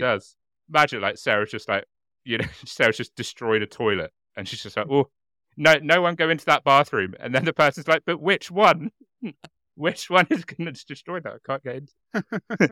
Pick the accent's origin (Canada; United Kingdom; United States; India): United Kingdom; as a British person